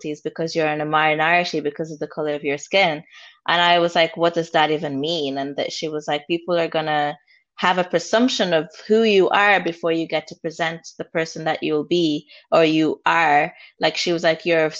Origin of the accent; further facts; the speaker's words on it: Limerick, Munster, Ireland; also born or lived in Rwanda; I grew up in an estate, I grew up in Limerick